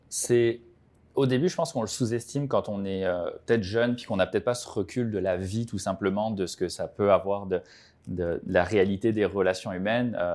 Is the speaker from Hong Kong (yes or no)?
no; French Polynesia; also born or lived in France / Quebec; now in Montreal, Canada; je viens de France, j'ai grandi à Tahiti